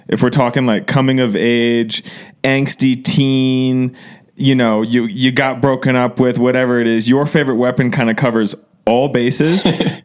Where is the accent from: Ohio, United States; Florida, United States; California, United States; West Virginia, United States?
Ohio, United States; Cleveland; I'm from Cleveland.